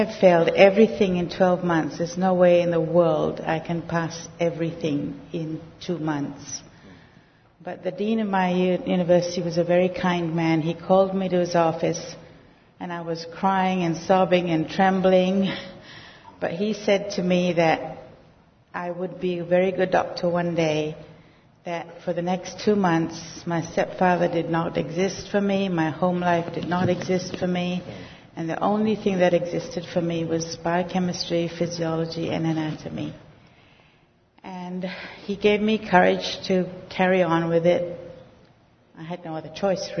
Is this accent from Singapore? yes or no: yes; Singapore; I was born in Singapore, and my parents divorced when I was about 5. And my mother remarried when I was about 8. And I grew up in a very violent and unloving home.